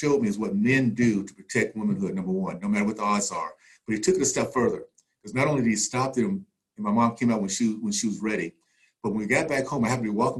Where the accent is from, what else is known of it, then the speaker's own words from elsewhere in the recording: Tallahassee, Florida, United States; I grew up in the Deep South, Tallahassee in the 60s